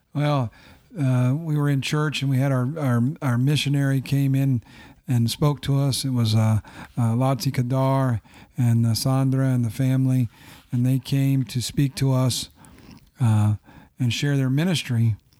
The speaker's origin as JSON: {"language": "English", "town": "Findlay", "region": "Ohio", "country": "United States", "tie": "born or raised there", "also_born_or_lived": "St. Louis, Missouri / Bluffton", "said": "moved to Findlay and grew up in Findlay."}